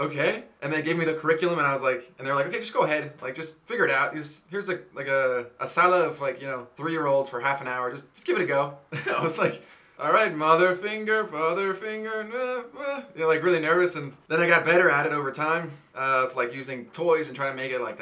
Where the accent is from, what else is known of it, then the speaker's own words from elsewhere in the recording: United States; moved away as an adult; now in Chile; I'm from the United States